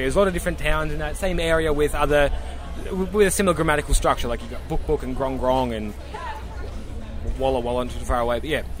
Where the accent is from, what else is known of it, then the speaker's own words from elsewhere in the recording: Australia; Oh, no, bro.